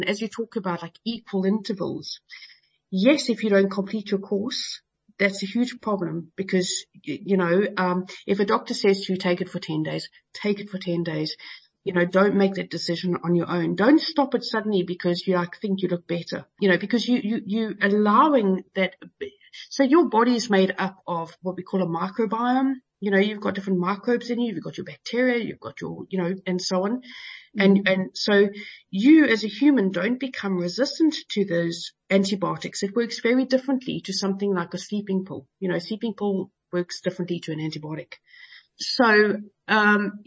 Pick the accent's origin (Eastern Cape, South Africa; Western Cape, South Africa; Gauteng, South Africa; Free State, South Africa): Gauteng, South Africa; Johannesburg; now in United Kingdom; I live in the UK at the moment, even though I came from Joburg originally